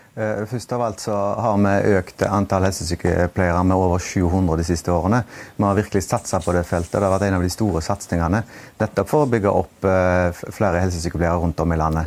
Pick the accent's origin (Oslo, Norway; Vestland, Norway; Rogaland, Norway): Rogaland, Norway; Haugesund; en skole i min hjemby Haugesund